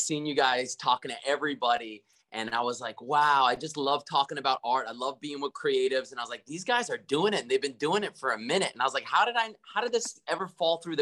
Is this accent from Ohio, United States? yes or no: no; New York City, New York, United States; also born or lived in Brooklyn; I was born in Brooklyn and grew up here. I'm in Rockaway Beach right now, where I grew up in Queens